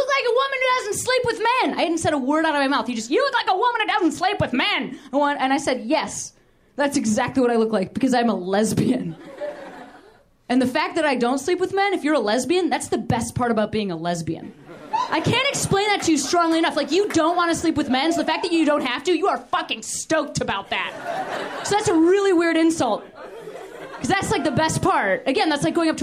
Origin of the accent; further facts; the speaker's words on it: Midwest, United States; I'm from the Midwest